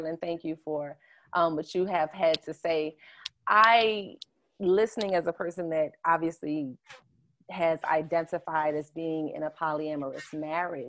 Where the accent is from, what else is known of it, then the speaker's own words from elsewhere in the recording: New Orleans, Louisiana, United States; also born or lived in Sheldon, South Carolina; I was born in New Orleans, 7th Ward. This is where my dad is from. But I also grew up in Oyotunji African Village, which is in Sheldon, South Carolina